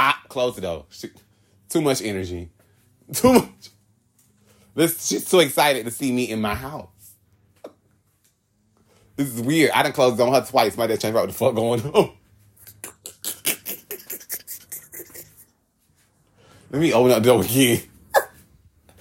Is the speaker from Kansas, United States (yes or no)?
no; Hollywood, Florida, United States; I'm from Hollywood.